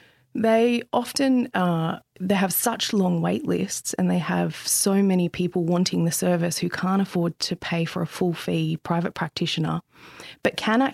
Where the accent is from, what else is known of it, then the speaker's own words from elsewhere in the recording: Central Coast, New South Wales, Australia; I grew up on the central coast of New South Wales in the sort of late 80s and 90s, and it was very different than it is now. It was much smaller. It was kind of like growing up in the country. Mm-hmm. I grew up on a five-acre farm